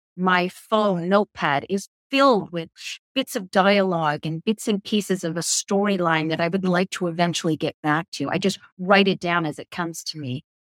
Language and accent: English; Belfast, Northern Ireland, United Kingdom; accent: English; now in Canada; My parents being British, we were born in Belfast